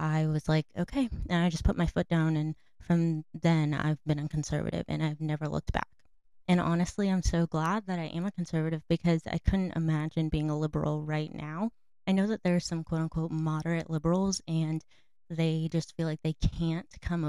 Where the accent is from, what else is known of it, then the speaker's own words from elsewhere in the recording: North Carolina, United States; I'm from North Carolina.